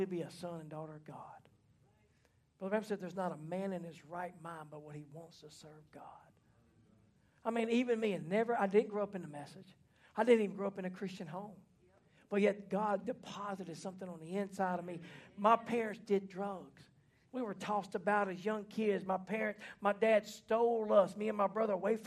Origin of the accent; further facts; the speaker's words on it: Mississippi, United States; also born or lived in Louisiana; I grew up in Mississippi